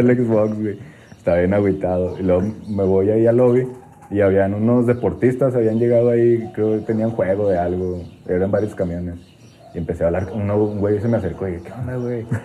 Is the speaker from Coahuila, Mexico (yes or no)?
yes; Torreón, Coahuila, Mexico; yo soy de Torreón